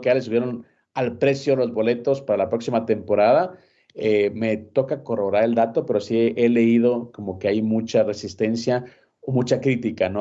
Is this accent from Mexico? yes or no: no; Guatemala; soy de Guatemala